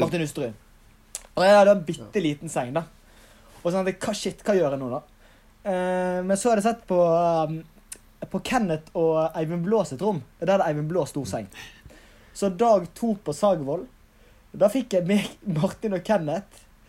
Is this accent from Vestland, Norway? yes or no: yes; Bergen, Vestland, Norway; also born or lived in Oslo; hjemme i Bergen, gjør skole, trener